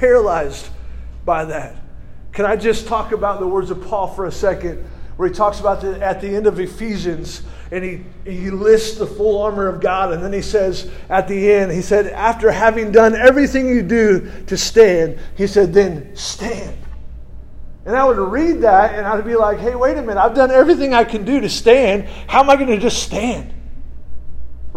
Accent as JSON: {"language": "English", "region": "California", "country": "United States", "moved": "yes", "said": "I'm a Californian originally"}